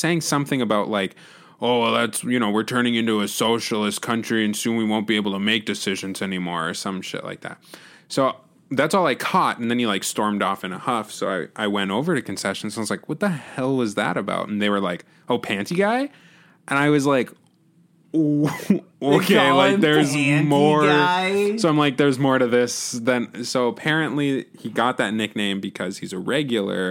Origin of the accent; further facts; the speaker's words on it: North Dakota, United States; we're not from Wisconsin. We're from North Dakota